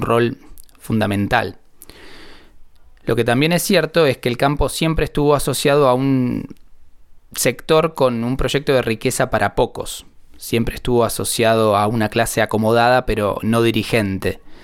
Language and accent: Spanish; Argentina; de cómo hablamos y cómo usamos el español en esta región de Argentina